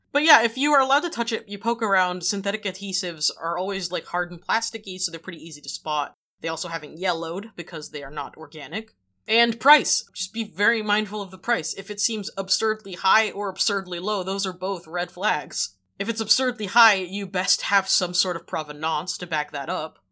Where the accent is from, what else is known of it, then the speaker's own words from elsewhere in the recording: New Bedford, Massachusetts, United States; I grew up in New Bedford.